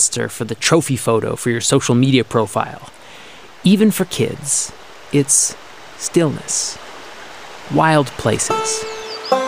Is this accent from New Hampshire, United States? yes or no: yes; New Hampshire, United States; my home state, New Hampshire